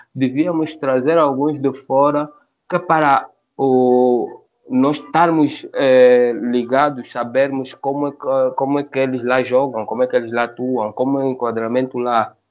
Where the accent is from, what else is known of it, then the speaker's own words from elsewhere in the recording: Angola; somos angolanos e africanos